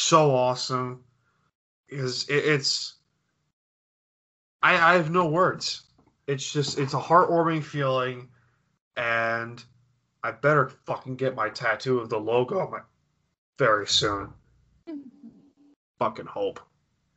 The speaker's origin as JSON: {"language": "English", "region": "New York", "country": "United States", "said": "I am a New Yorker"}